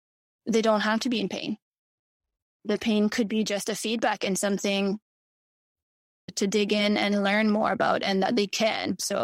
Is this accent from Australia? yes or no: no; Mauritius; born there; because I was born in Mauritius, and people from Mauritius who would have reached out to me prior